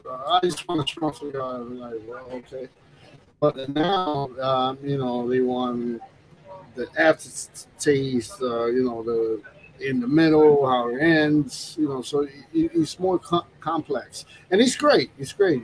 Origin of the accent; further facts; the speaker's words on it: New York, United States; I grew up in New York, so it, it reminds me of my childhood